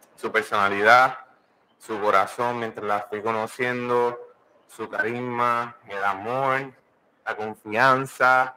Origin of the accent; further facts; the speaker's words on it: Puerto Rico; moved away; Somos una pareja, ¿verdad? Que somos puertorriqueños